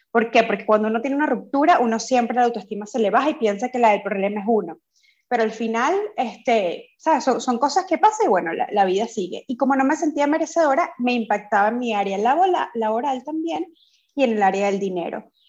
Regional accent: Venezuela; also born or lived in Dublin; now in Barcelona, Spain; yo soy de Venezuela. Eh, actualmente vivo en Barcelona, pero estuve ocho años viviendo en Dublín.

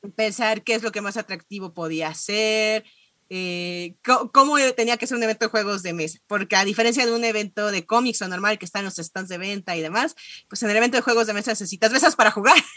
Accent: Mexico; vengo de México

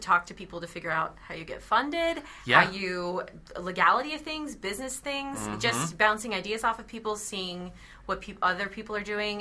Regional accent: South Florida, United States; born or raised there; moved away; also born or lived in Hawaii

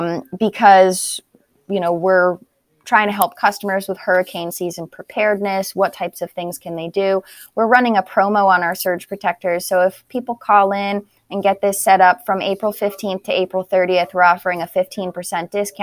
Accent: New Hampshire, United States; now in Florida, United States; I'm not originally from Florida. I'm from New Hampshire.

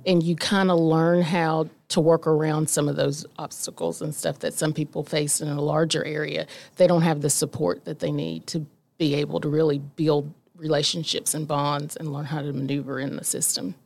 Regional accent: Omar, West Virginia, United States; I was raised about thirty minutes away from the city of Logan in a little place called Omar, West Virginia

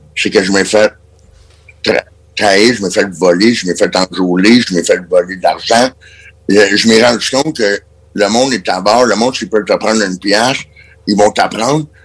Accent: Quebec, Canada; en tant que Québécois

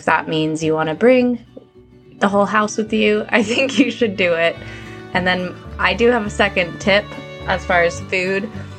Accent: United States; now in United Kingdom; I'm an American living over in the UK.

